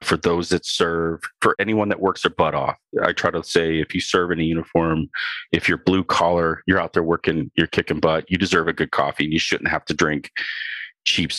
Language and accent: English; Ohio, United States; I'm from Ohio.